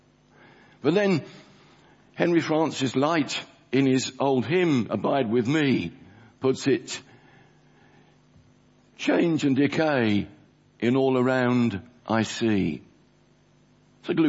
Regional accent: London, United Kingdom; The church I grew up in South Woodford, where I was converted as an 8-year-old boy

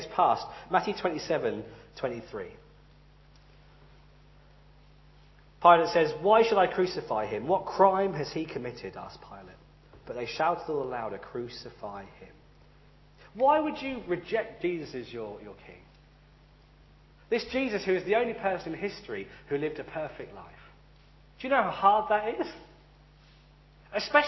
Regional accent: United Kingdom; I'm British, I don't speak Romanian

